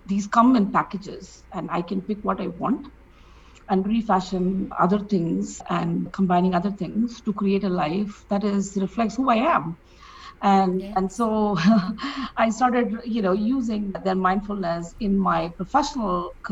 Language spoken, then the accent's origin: English; India; I grew up in India